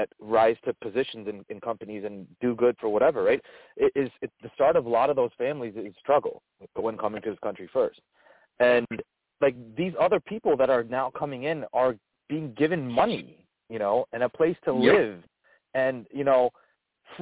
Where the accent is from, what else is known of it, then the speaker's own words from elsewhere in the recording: New Jersey, United States; I grew up in New Jersey, proper New Jersey, my entire life